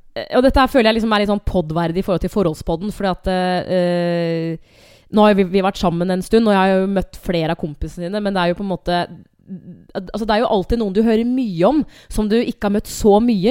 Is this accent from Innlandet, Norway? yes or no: yes; Hamar, Innlandet, Norway; now in Asker, Norway; Jeg er fra Hamar